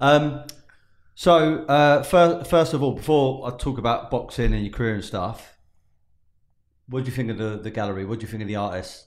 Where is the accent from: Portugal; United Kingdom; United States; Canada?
United Kingdom; Being British